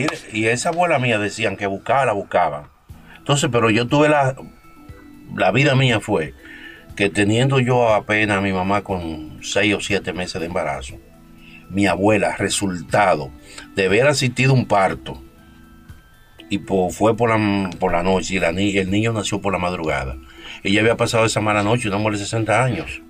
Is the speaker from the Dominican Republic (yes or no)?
yes; Dominican Republic